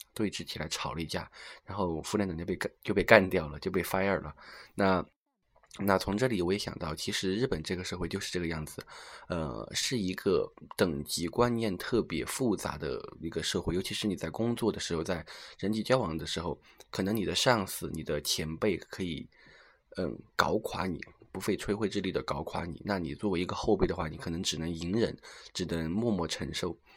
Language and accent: Chinese; Sichuan, China; 也算是我的了老乡吧，因为他是一个土生土长的四川人